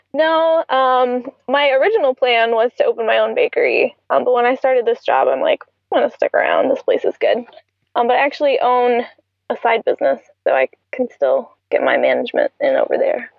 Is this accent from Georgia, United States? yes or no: yes; Atlanta, Georgia, United States; moved away as an adult; now in Tampa, United States; I'm from Atlanta.